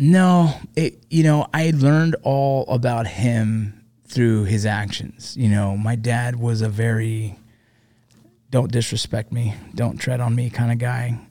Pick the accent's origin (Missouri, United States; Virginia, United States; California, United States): California, United States; Los Angeles; I grew up, I was born eighty-one, so I grew up there